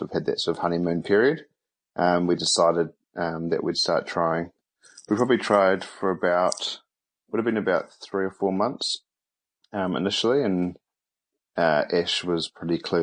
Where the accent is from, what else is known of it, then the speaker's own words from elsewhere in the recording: Wellington, New Zealand; moved away as an adult; now in Auckland, New Zealand; I'm from Wellington. I'm currently living in Auckland.